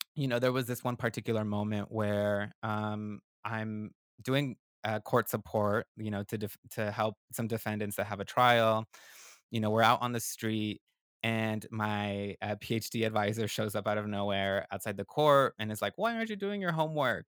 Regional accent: West Coast, United States; English is a second language; now in Durham, North Carolina, United States; I was born on the West Coast, I'm a northerner

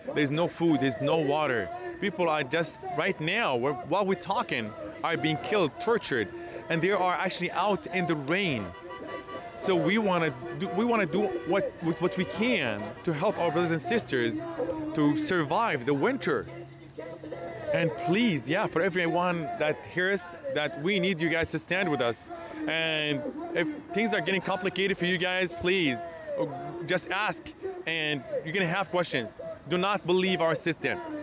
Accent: Hebron, West Bank, Palestine; moved away; I'm actually from Palestine. And actually, me, my father, my, uh, my father's father, and my ancestors were born and raised in Palestine

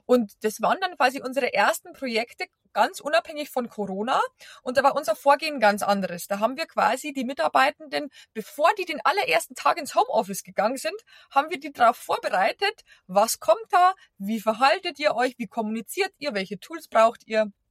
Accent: Bavaria, Germany; accent: Bavarian; now in Berlin, Germany; Äh, wie man unschwer hören kann, ich komme nicht aus Berlin, äh, sondern aus Bayern und bin eben vor über zehn Jahren nach Berlin zum Arbeiten

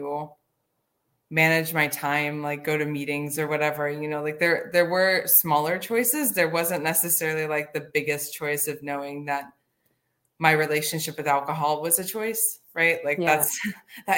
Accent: Midwest, United States; moved away; I'm recovering from the Midwest

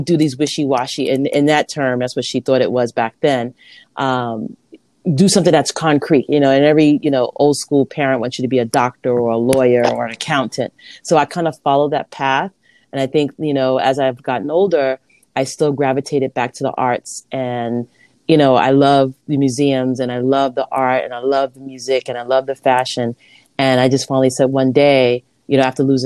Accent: New York City, New York, United States; also born or lived in Harlem, New York City; I was born in Harlem at home. Mm-hmm. And my mom had all our kids at home. And then we moved to Queens when I was probably in the fifth grade. She remarried and I grew up in Lefrak City

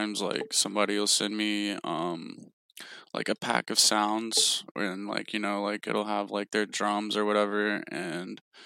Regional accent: Knoxville, Tennessee, United States; moved away as an adult; now in Atlanta, United States; I'm originally actually from Knoxville, Tennessee.

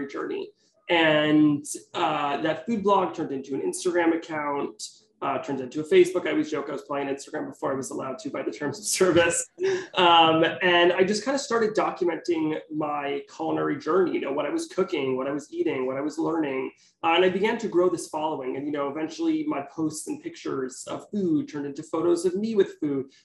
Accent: Teaneck, New Jersey, United States; moved away as an adult; also born or lived in Manhattan, New York; now in New York City, United States; I'm from Teaneck, New Jersey. I currently live in Manhattan.

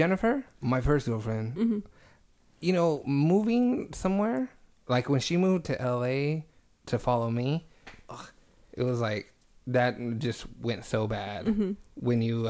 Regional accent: Reedley, California, United States; moved away; Because we're from Reedley, and that shit is small.

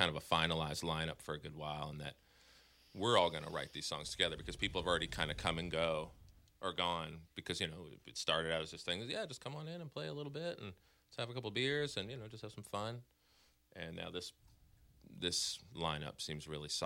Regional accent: Boston, Massachusetts, United States; moved away as an adult; now in Louisville, United States; I'm from Boston originally

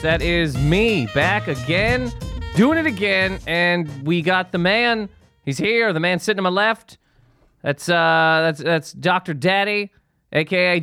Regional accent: Canada; now in United States; I'm from Canada

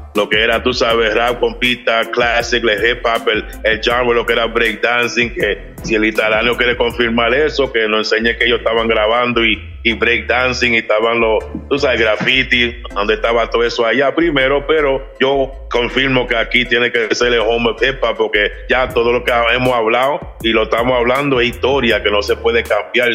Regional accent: New York City, New York, United States; soy puertorriqueño y, pero soy nacido en Nueva York, pero tengo madre, soy, tengo mitad, mi mamá es dominicana, mi papá es puertorriqueño

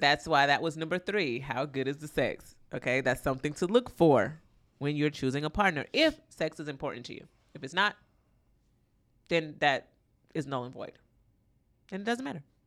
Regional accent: Florida, United States; I'm from Florida

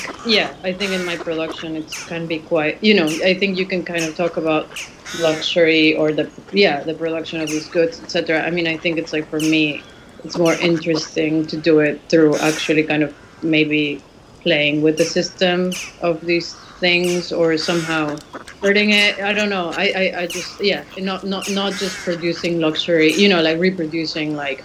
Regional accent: Mexico City, Mexico; I grew up in Mexico City and I grew up in a kind of gated community in Mexico City

